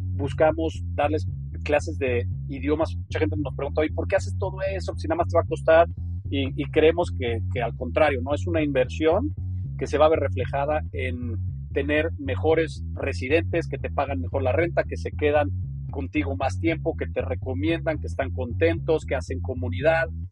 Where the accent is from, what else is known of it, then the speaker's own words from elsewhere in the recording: Mexico; moved away as an adult; also born or lived in New Hampshire / New York / Geneva; yo nací, crecí en México